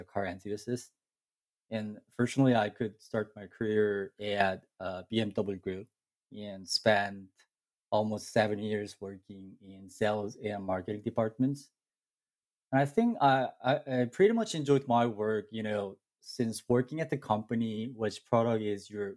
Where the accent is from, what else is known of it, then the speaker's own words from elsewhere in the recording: Incheon, South Korea; moved away as an adult; also born or lived in Seoul, South Korea; now in Ithaca, United States; I was born and raised in South Korea and spent my childhood in Incheon